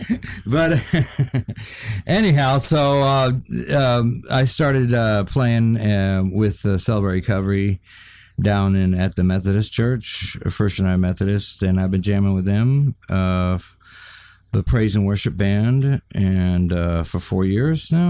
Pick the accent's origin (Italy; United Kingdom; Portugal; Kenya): Kenya; also born or lived in Tanzania; oh, well, I was born and raised in the middle of Africa.